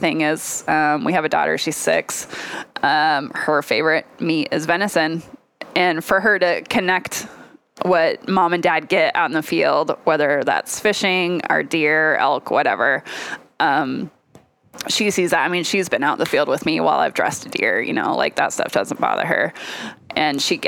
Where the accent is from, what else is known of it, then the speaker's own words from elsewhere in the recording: Lewiston, Idaho, United States; I grew up in Lewiston, Idaho